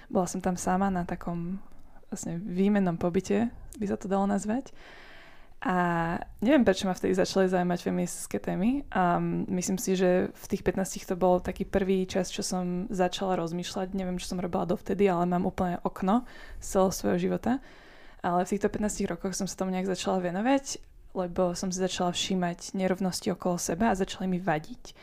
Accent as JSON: {"language": "Slovak", "town": "Bratislava", "region": "Bratislava Region", "country": "Slovakia", "tie": "born or raised there", "also_born_or_lived": "United States / England", "moved": "as an adult", "said": "Pochádzam z Bratislavy."}